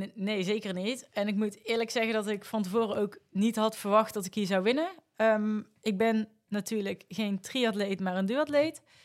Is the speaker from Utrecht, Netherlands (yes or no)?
no; North Brabant, Netherlands; accent: Brabant; moved away; also born or lived in Amsterdam, Netherlands; ik kom oorspronkelijk uit Brabant, zoals je waarschijnlijk aan mijn accent kan horen